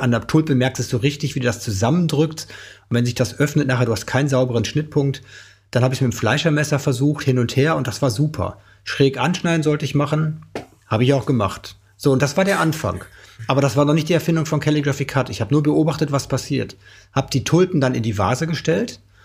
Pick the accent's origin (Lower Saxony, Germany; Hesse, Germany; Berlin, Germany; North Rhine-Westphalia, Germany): North Rhine-Westphalia, Germany; Oelde; bei uns in Oelde, in meiner Heimat